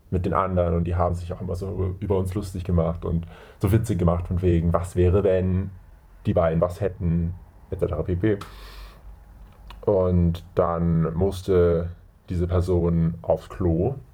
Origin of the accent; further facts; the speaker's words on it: Germany; Äh, ich komme aus Deutschland und ich gehe auf Gymnasium.